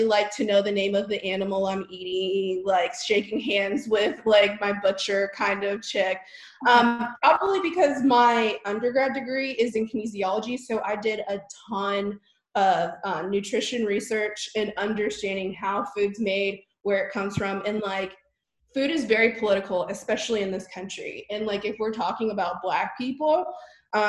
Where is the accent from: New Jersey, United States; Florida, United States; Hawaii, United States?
Hawaii, United States; Honolulu; now in Dallas, United States; I was born in Honolulu, Hawaii. So I'm like a West Coast girl